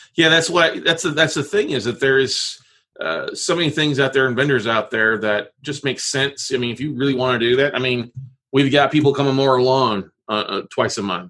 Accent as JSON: {"language": "English", "town": "Corpus Christi", "region": "Texas", "country": "United States", "tie": "born or raised there", "lives_now": "Austin, United States", "said": "I grew up in Corpus Christi yep. on the ocean, Gulf of Mexico"}